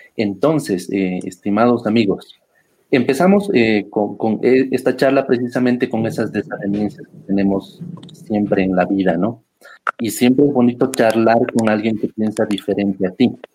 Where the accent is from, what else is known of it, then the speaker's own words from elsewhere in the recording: Bolivia; estamos eh, como bolivianos